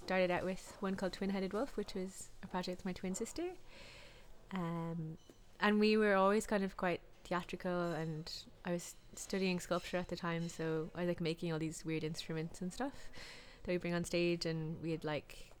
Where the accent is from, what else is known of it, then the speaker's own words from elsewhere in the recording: Lahinch, Munster, Ireland; I'm from Lahinch